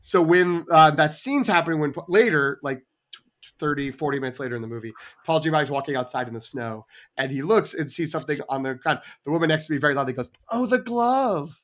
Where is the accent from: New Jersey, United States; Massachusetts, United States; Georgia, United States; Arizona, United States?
Massachusetts, United States; Melrose; born or raised there; moved away